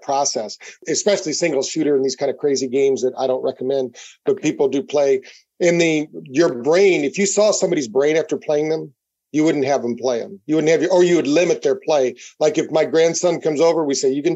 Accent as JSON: {"language": "English", "town": "Battle Creek", "region": "Michigan", "country": "United States", "tie": "born or raised there", "said": "we grew up in Battle Creek, Michigan"}